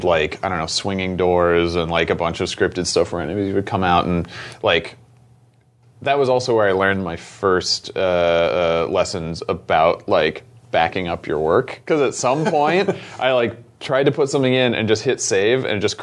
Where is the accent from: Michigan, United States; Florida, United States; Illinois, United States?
Florida, United States; moved away as an adult; also born or lived in Midwest; now in Portland, United States; I grew up in the Midwest and then moved to Florida when I was like nine